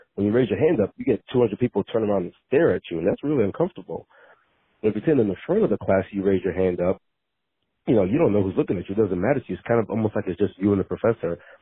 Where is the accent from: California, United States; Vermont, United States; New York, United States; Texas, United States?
Texas, United States; League City; I grew up League City, Texas. So League City, Texas is outside of Houston.